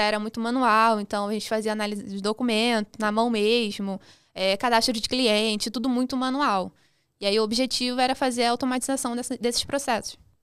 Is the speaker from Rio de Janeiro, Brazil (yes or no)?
yes; Duque de Caxias, Rio de Janeiro, Brazil; nasci em Caxias, na Baixada, no Rio de Janeiro